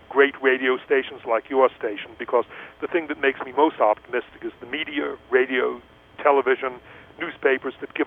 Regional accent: East Coast, United States; now in Los Angeles, United States; I grew up in the East Coast

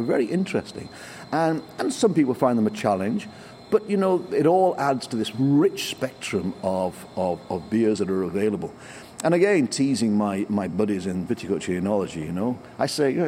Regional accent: England, United Kingdom; I'm English

